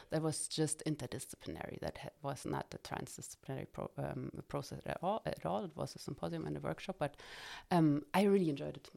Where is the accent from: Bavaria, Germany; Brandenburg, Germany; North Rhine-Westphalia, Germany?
Brandenburg, Germany; Cottbus; I was born in Cottbus